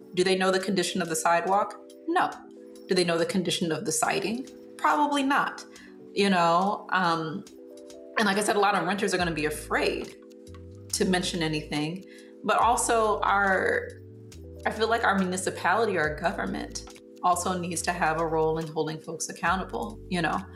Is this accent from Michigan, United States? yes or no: yes; Southfield, Michigan, United States; moved away as an adult; also born or lived in Detroit, Michigan; now in Fort Wayne, United States; I grew up in Southfield, Michigan